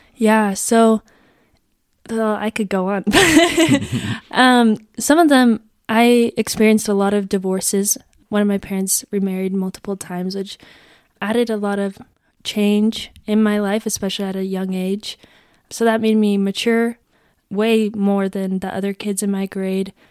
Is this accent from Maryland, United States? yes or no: no; Gilbert, Arizona, United States; I am from Gilbert, Arizona